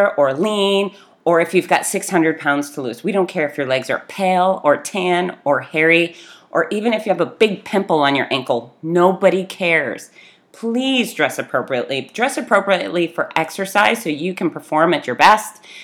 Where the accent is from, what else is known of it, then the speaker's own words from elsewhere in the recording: Fort Lauderdale, Florida, United States; I grew up in Fort Lauderdale